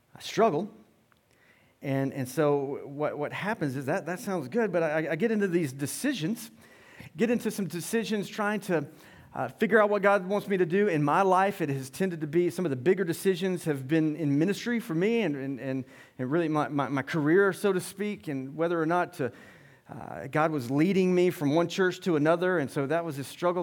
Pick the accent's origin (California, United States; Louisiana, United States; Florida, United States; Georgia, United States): Georgia, United States; Loganville; We grew up in Loganville